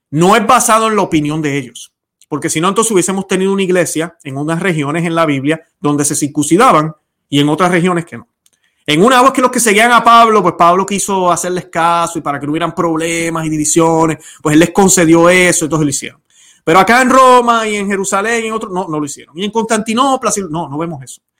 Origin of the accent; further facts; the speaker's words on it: Puerto Rico; No me interesa que me hables de lo linda que es la isla de Puerto Rico, yo como boricua, o mi esposa que es colombiana